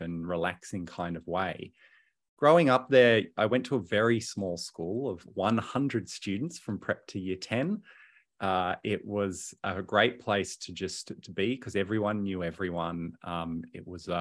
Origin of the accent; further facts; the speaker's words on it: Hobart, Tasmania, Australia; now in Melbourne, Australia; I was born and raised in Hobart. I'm a Tassie boy